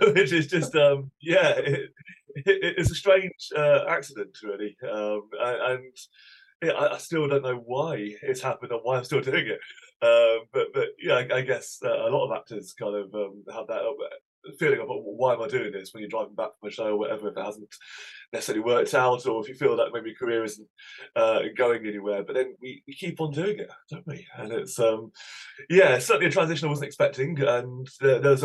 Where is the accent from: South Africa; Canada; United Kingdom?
United Kingdom; Cambridge, East of England; also born or lived in Somerset; I'm a Cambridge boy, really. We moved when I was three.